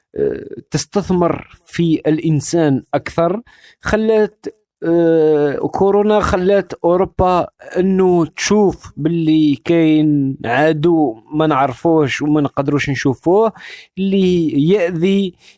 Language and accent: Arabic; Algeria; الجزائر بالنسبة لي آه، منطقة آه، كبرت فيها وترعرعت فيها